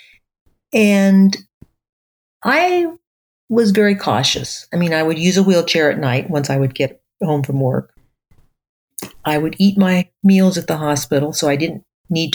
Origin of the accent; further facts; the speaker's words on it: Southern California, United States; as a child and teenager, I grew up in Southern California